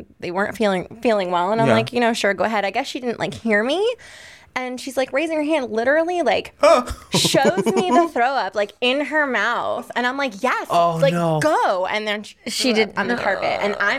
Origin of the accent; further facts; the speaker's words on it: Michigan, United States; So I grew up like in Michigan